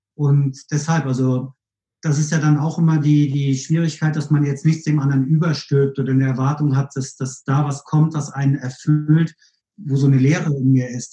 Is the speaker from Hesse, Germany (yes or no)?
no; Kiel, Schleswig-Holstein, Germany; also born or lived in Hamburg / Bielefeld; now in Cologne, Germany; ich kam aus Kiel, also ich bin gebürtig aus Kiel, habe in Hamburg gelebt